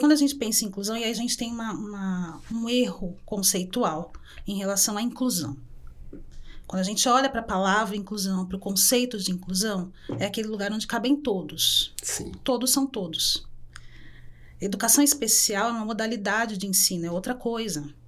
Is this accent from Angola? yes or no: no; São Paulo, Brazil; Eu sou uma mulher preta que nasci na Vila Brasilândia, periferia